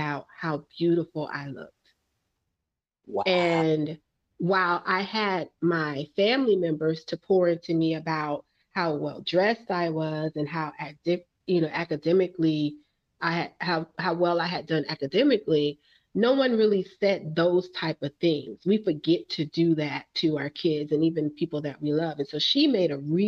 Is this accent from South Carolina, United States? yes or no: no; New York City, New York, United States; I'm from Brooklyn